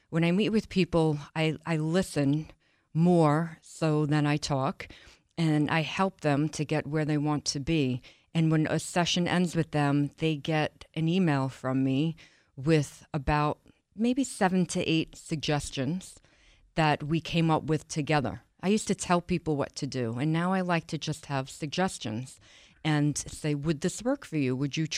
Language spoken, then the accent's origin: English; Long Island, New York, United States; From Long Island, New York.